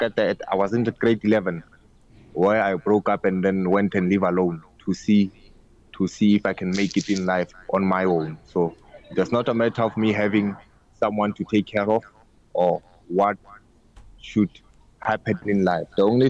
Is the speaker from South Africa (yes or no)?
yes; Kimberley, Northern Cape, South Africa; now in Pretoria, South Africa; I'm originated from Kimberley, but now I'm in Pretoria.